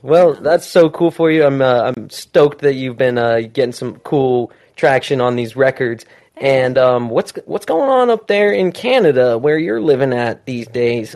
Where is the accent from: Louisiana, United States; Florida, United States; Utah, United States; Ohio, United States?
Utah, United States; moved away as an adult; now in Southern California, United States; where I'm from, I'm from Utah, so I just moved out here within the last year